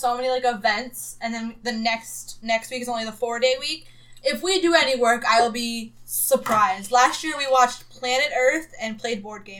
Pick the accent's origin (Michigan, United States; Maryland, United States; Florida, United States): Florida, United States; South; I was raised in South Florida, where we don't do anything halfway.